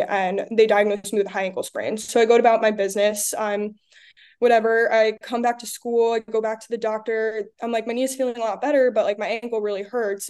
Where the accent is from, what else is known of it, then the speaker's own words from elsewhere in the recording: Long Island, New York, United States; I'm from Long Island